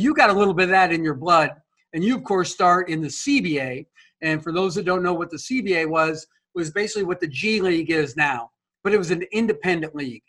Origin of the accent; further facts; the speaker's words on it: South Dakota, United States; I grew up in South Dakota.